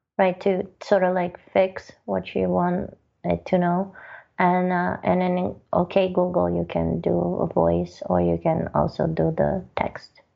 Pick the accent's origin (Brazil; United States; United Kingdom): Brazil; moved away; I'm originally from Brazil